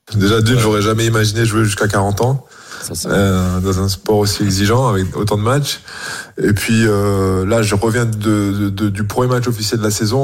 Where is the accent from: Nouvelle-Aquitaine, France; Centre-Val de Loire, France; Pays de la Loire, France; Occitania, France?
Occitania, France; Frontignan; C'est le club où c'est pas mon tout premier club, mais c'est le club où où j'ai joué quand j'étais petit, où mon père, mon père m'a entraîné. C'est là où j'ai grandi